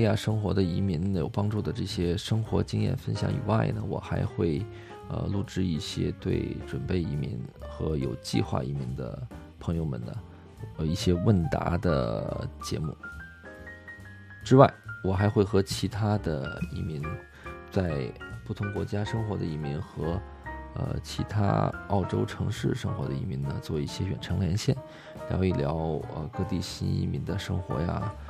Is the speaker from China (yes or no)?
yes; a city in northern mainland China, northern China, China; moved away as an adult; now in Sydney, Australia; 我是出生在中国大陆北方的一座城市啊，是在北半球了。呃，目前呢是生活在南半球澳大利亚悉尼。